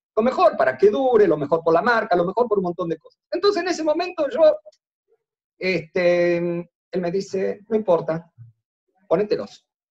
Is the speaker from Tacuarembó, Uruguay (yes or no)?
no; Montevideo, Uruguay; primero soy uruguayo, nacido en Montevideo